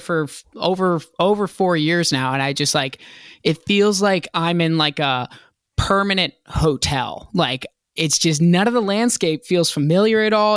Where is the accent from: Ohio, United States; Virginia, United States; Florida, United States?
Virginia, United States; Hampton; moved away as an adult; also born or lived in Boston, Massachusetts; now in Los Angeles, United States; I was born in Boston, lived there till I was six, and then I was raised in Virginia